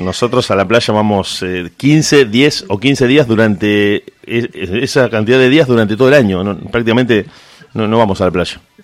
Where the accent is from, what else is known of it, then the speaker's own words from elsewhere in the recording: Argentina; yo les decía que era de Argentina